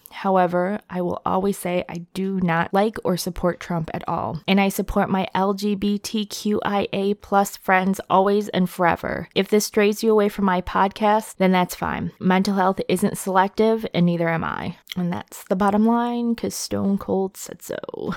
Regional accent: Rochester, New York, United States; my hometown of Rochester, New York

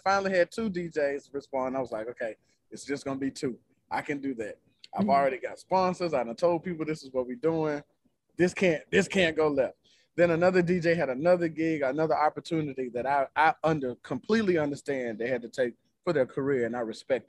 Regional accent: Memphis, Tennessee, United States; we're from Memphis

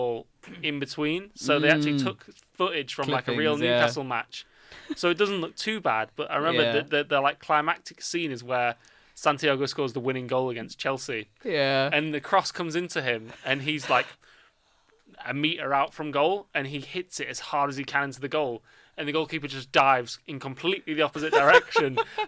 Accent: India; I love being Indian.

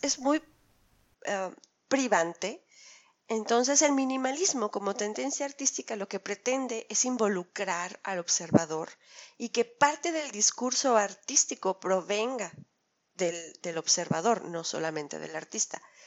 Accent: Mexico; los mexicanos, que hemos presentado siempre un flujo constante eh, de migración a Europa

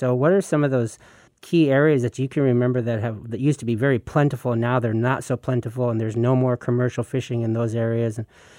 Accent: Alaska, United States; growing up in Southeast

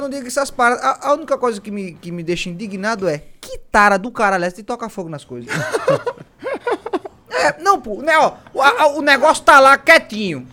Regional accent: Northeast Region, Brazil; eu sou nordestino

